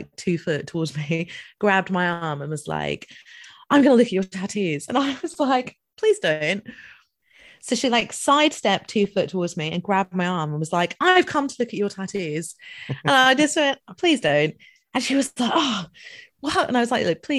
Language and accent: English; Dundee, Scotland, United Kingdom; I'm from Dundee.